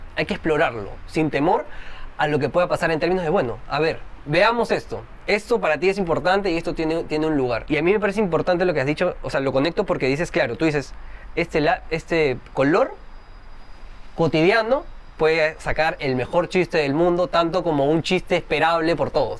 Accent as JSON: {"language": "Spanish", "town": "Trujillo", "region": "La Libertad", "country": "Peru", "said": "Yo también no soy de Lima, por cierto, soy de Trujillo"}